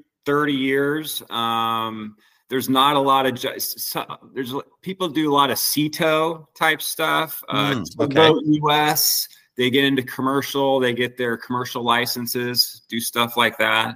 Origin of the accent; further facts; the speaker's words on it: Santa Cruz, California, United States; I grew up in Santa Cruz, California.